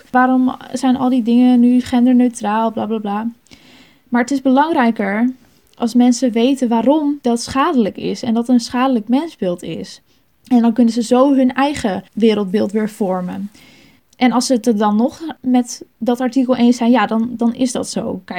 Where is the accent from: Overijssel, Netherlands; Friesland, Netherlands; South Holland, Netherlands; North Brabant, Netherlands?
Friesland, Netherlands; Sneek; Ik ben opgegroeid in de Baptistengemeente in Sneek.